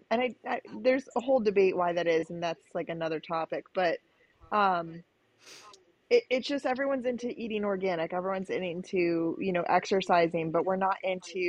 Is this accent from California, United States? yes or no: yes; California, United States; I grew up in California